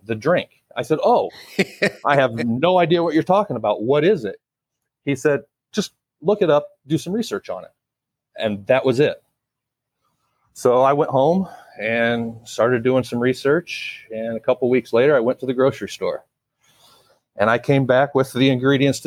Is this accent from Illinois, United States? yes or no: yes; Illinois, United States; also born or lived in Colorado / Alabama; now in Florida, United States; I grew up in Illinois.